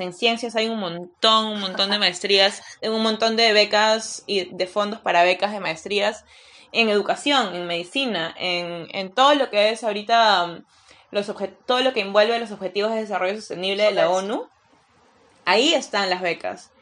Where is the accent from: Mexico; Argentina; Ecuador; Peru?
Peru; soy peruana